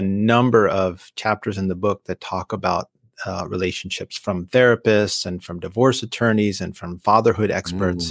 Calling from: East Bay, Northern California, United States; I'm calling from the East Bay of Northern California

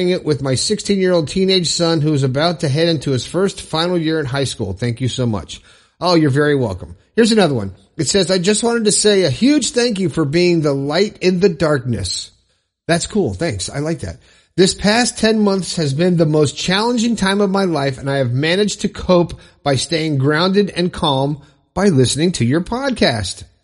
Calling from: Toowoomba, Queensland, Australia; I'm from Toowoomba in Queensland, Australia.

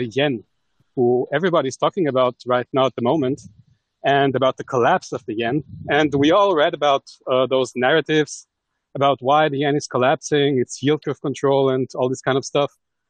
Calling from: Austria; Yes, I'm calling from Austria, actually.

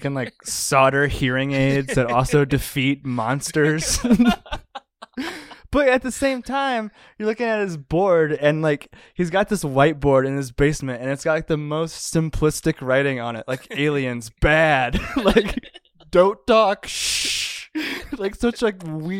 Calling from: Denver, Colorado, United States; Yeah, recording from Denver.

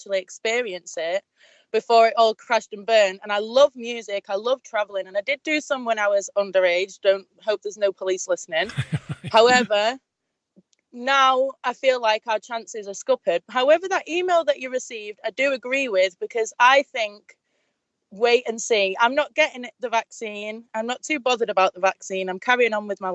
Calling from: Manchester, North West England, United Kingdom; I'm calling from Manchester.

